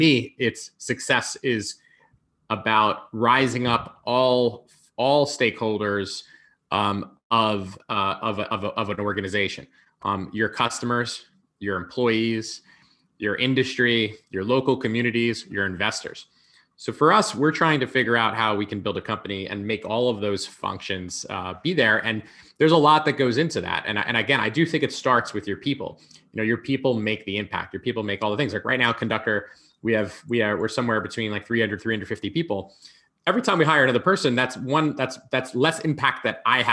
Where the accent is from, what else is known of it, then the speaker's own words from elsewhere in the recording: a suburb of New York City, United States; also born or lived in Manhattan; I grew up, in a suburb of New York City. I lived there until I was about 17